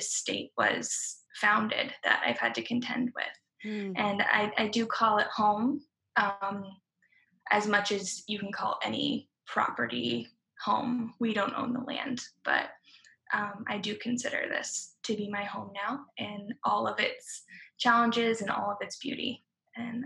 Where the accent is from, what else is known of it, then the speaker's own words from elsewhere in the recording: Idaho, United States; moved away as an adult; also born or lived in Durham, North Carolina; now in Oregon, United States; I'm from Idaho, like you said, an Idaho native. Grew up there. And at about age 18, I left Idaho and moved to Oregon